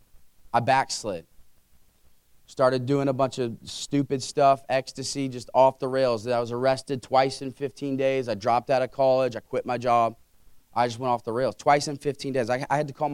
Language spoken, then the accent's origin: English; Carmel, United States; I grew up in Carmel, wonderful home, wonderful parents, five sisters.